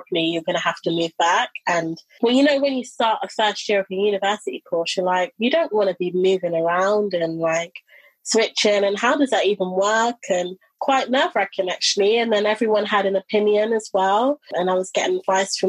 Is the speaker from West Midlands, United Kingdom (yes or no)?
no; London, United Kingdom; also born or lived in Brighton; I decided to come back to London, my hometown.